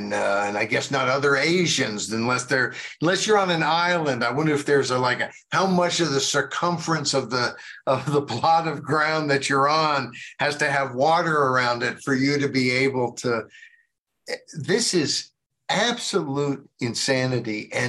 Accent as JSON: {"language": "English", "country": "United States", "said": "But I want to apologize on behalf of my fellow Americans that I wasn't born sooner to do so then"}